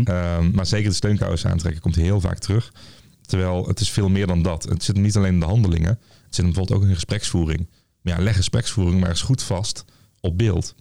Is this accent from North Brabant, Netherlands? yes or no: yes; Tilburg, North Brabant, Netherlands; ik kom zelf uit Tilburg, en, of uit Goorlen onder Tilburg